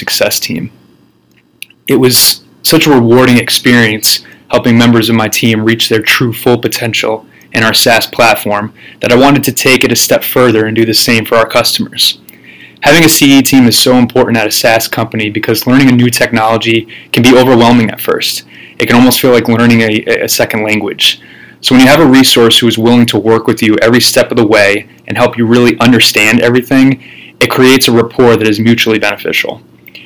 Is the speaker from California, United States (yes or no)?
no; Freehold, New Jersey, United States; also born or lived in Las Vegas, Nevada; now in Austin, United States; I'm originally from Freehold, New Jersey